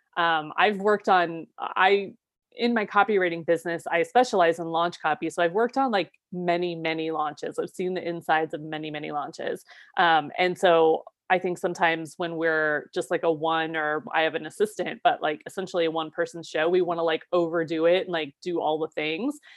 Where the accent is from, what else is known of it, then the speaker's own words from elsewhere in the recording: Ohio, United States; moved away as an adult; also born or lived in Seattle; moving back to my home state of Ohio